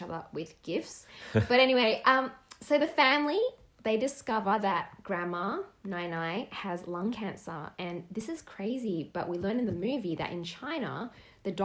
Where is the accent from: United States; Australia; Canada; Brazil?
Australia; accent: Aussie; first language Cantonese; English is a second language; we'd consider ourselves 100% Australian, born and bred. And so we're Aussie-born Chinese, ABCs